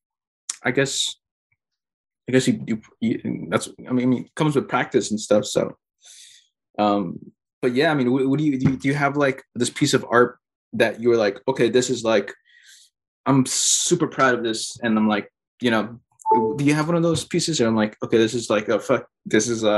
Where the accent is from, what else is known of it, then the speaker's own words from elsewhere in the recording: Bolivia; I'm Bolivian.